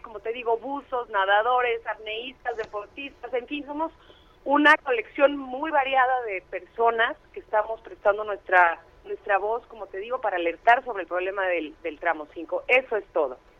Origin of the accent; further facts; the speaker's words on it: Mexico; somos mexicanos